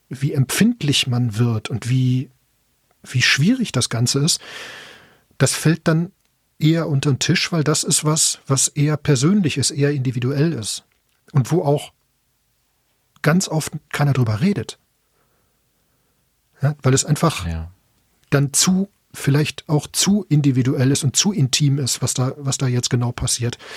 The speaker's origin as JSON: {"language": "German", "town": "Bochum", "region": "North Rhine-Westphalia", "country": "Germany", "said": "Ja gut, ich komme ursprünglich aus Bochum, deswegen man hört es vielleicht auch ein bisschen."}